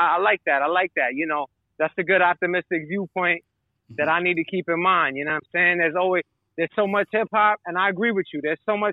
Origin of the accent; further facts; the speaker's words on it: New York City, New York, United States; I grew up in New York City in the 80s